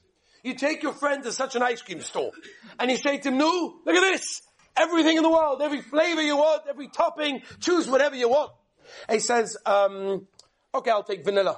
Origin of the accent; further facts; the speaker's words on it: England, United Kingdom; I come from England.